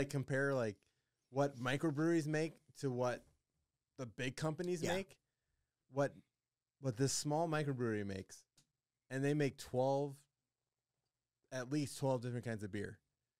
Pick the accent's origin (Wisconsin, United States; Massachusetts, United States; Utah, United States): Wisconsin, United States; I am from Wisconsin.